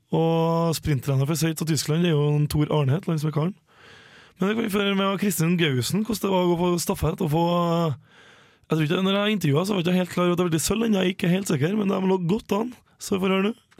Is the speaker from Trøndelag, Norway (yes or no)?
yes; Levanger, Trøndelag, Norway; vi er jo begge fra Levanger kommune, både jeg og Helene